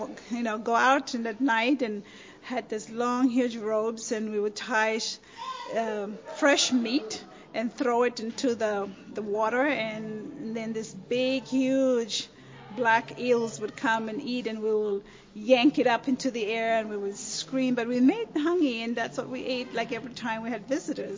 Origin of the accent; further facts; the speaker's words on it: Pentecost Island, Penama, Vanuatu; first language Raga; English is a second language; also born or lived in Taranaki, New Zealand; now in United States; I'm from Pentecost Island